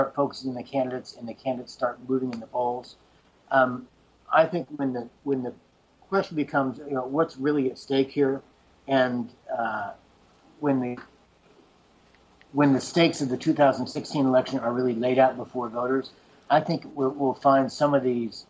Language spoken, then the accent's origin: English; Kansas City, United States; moved away as an adult; also born or lived in Durham, North Carolina; So, I grew up in Kansas City. I'm a Kansas guy